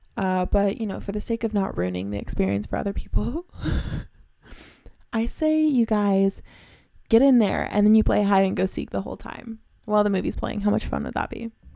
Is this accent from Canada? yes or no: yes; Canada; I'm from Canada